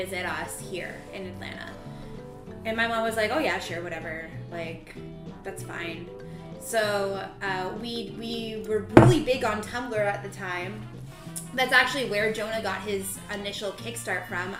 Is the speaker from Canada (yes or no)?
yes; Canada; moved away as an adult; also born or lived in United States; I lived in Canada, I graduated high school, I moved out of my parents' house at 17